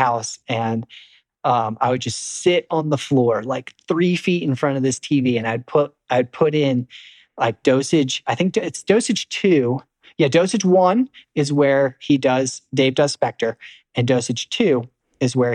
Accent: East Coast, United States; I was from the East Coast too

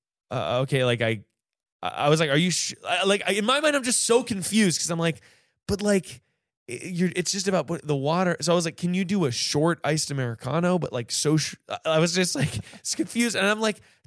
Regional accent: North Carolina, United States; moved away; also born or lived in New York City; I'm from North Carolina. I was home visiting my friends

